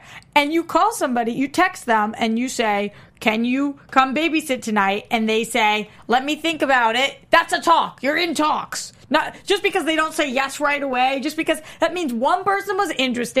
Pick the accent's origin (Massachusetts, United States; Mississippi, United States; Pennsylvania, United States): Massachusetts, United States; Boston; accent: Boston; my Boston accent comes out more